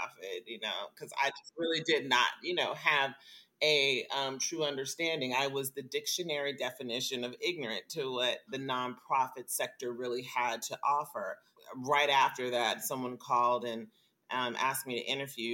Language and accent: English; Las Vegas, Nevada, United States; also born or lived in Chicago, Illinois / Minneapolis, Minnesota; I was raised in Las Vegas, Nevada